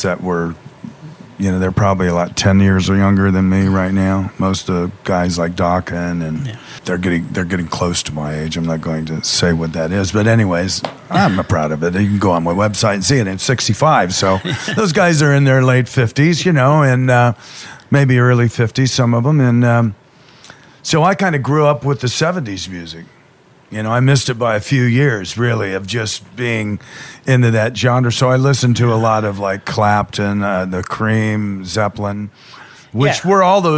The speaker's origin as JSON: {"language": "English", "town": "Lima", "region": "Ohio", "country": "United States", "tie": "born or raised there", "also_born_or_lived": "Glendale, California / Eagle Rock, California / Southern California", "moved": "yes", "said": "I was raised in Lima, Ohio. I'm a Midwest boy, and then my parents split up, and my mother's family was in California, so uprooted and moved to California, and grew up in Glendale for a while"}